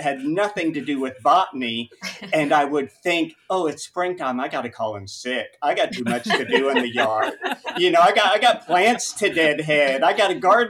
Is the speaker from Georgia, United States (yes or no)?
yes; Augusta, Georgia, United States; now in Florida, United States; when I was 6 or 7 growing up in Augusta, Georgia